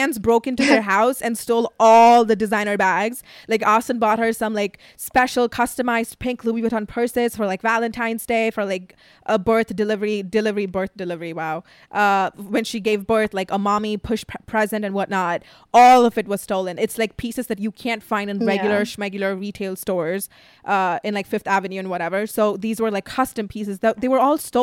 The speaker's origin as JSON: {"language": "English", "region": "Dubai", "country": "United Arab Emirates", "tie": "born or raised there", "also_born_or_lived": "Tamil Nadu, India", "moved": "yes", "lives_now": "United States", "said": "growing up in Dubai"}